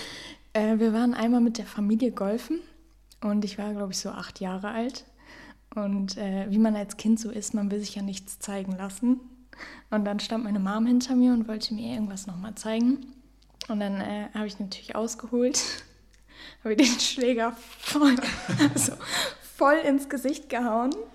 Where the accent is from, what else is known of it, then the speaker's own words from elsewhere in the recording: near Osnabrück, Lower Saxony, Germany; ich komme auch aus der Nähe von Osnabrück